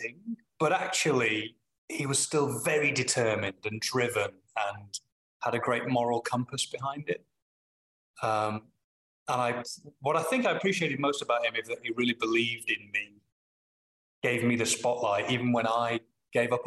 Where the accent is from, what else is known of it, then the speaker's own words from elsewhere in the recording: Manchester, North West England, United Kingdom; accent: Manchester; When I'm home, my Manchester accent comes out.